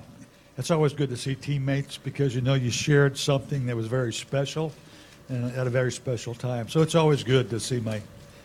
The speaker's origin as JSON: {"language": "English", "town": "McCook", "region": "Nebraska", "country": "United States", "tie": "born or raised there", "said": "A lot of my hometown people in McCook were supportive."}